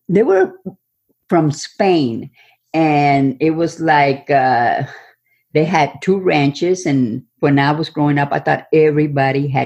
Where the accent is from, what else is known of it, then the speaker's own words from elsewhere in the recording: Robstown, Texas, United States; I come from Texas, a small town suburb of Corpus Christi, Texas. It was called Ropstown